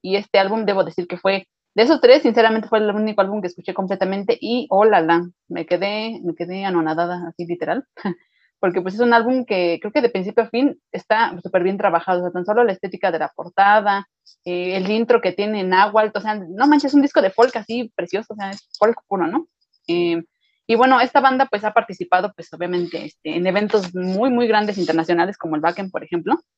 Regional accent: Mexico; somos mexicanos

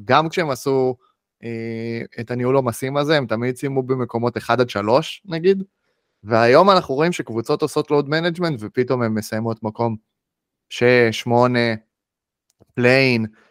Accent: Israel; בתור ישראלים

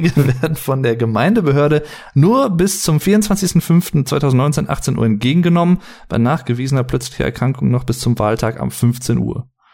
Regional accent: Sauerland, North Rhine-Westphalia, Germany; ich bin nicht Berliner, ich bin äh, aus dem Sauerland

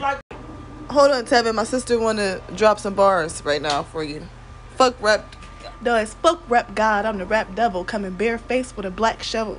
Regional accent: Ohio, United States; I'm from Ohio

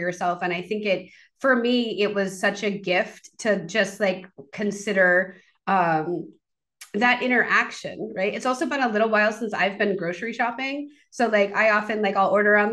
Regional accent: Maine, United States; I grew up in Maine

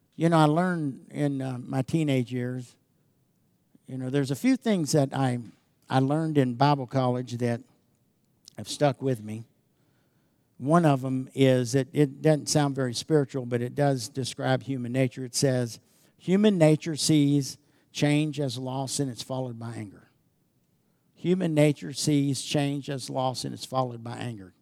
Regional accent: United States; I grew up in America that appreciated everything God did.

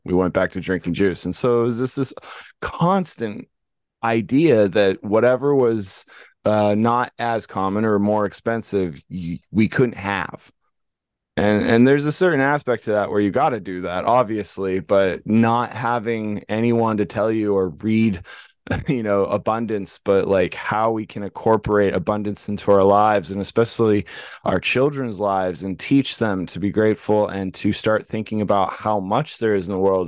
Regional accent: Los Angeles, California, United States; When we grew up in California, there was no cows. It was in the heart of Los Angeles, San Fernando Valley, Granada Hills, North Hollywood area

